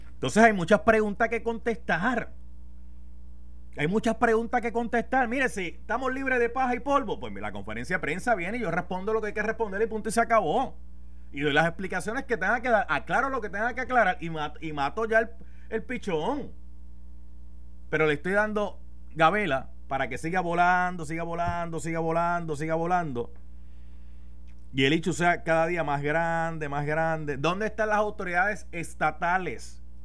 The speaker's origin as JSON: {"language": "Spanish", "town": "Carolina", "country": "Puerto Rico", "said": "yo soy de Carolina, tierra de gigantes"}